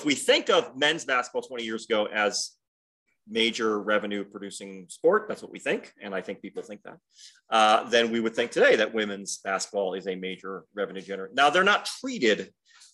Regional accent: Detroit, Michigan, United States; now in Southern Utah, United States; I grew up in Detroit.

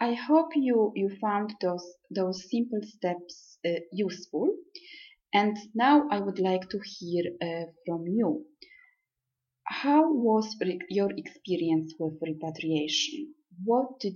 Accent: Poland; also born or lived in Milan, Italy / Manchester, United Kingdom; now in Rome, Italy; I am from Poland, but I lived and studied in Italy and Milan for many years, so I consider Italy my second home.

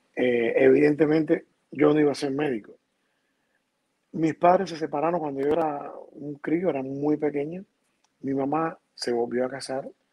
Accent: Havana, Cuba; moved away as an adult; also born or lived in Valencia, Spain; me crié, me crié en La Habana realmente.

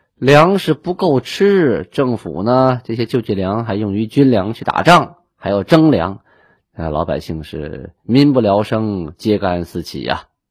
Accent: Shenyang, Liaoning, China; 我是沈阳人嘛

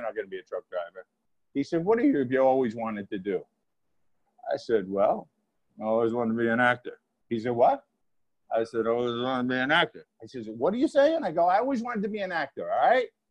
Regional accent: Rutherford, New Jersey, United States; also born or lived in Massapequa, Long Island, New York; now in Garfield, United States; so I was born in Massapequa, Long Island and at five years old, in kindergarten, we moved to Rutherford, New Jersey

